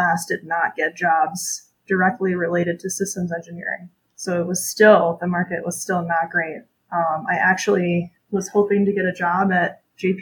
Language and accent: English; Charlevoix, Michigan, United States; I'm from Michigan. I grew up in a small tourist town called Charlevoix.